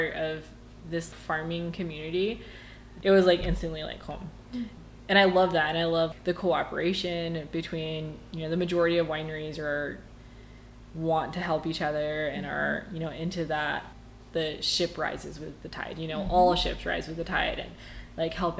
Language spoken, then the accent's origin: English; Amarillo, Texas, United States; now in Palisade, United States; Growing up in Amarillo, we lived outside of town